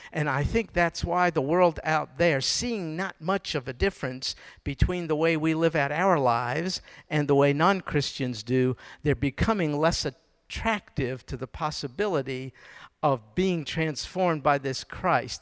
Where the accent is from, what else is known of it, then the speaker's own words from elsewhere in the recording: New York, United States; now in Houston, United States; I was born and raised in New York